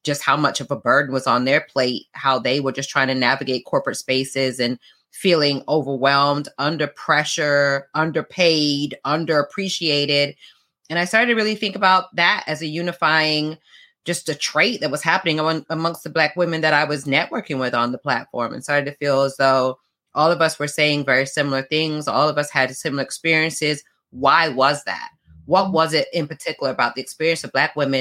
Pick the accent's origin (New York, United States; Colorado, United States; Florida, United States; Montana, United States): Florida, United States; South; also born or lived in London, United Kingdom; I'm from UK, born in London. I was raised in South Florida